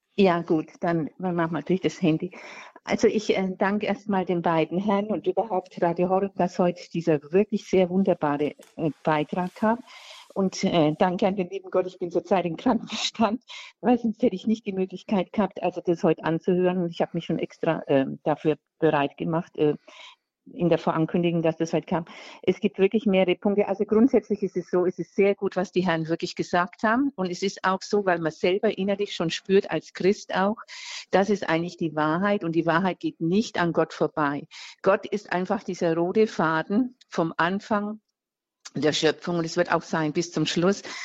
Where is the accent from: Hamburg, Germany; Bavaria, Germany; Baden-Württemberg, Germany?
Bavaria, Germany; Franconia, Diocese of Würzburg; ich bin jetzt äh, aus Franken, aus äh, ähm, äh, Diözese Würzburg